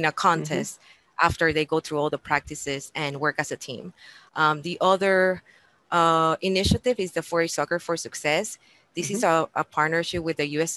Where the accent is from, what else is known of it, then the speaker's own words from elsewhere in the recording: Puerto Rico; moved away as an adult; also born or lived in Florida / Texas; now in Indiana, United States; I'm native from Puerto Rico